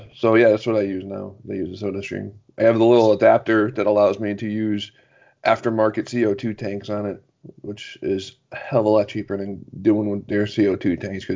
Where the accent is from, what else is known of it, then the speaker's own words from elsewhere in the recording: Connecticut, United States; I'm in Connecticut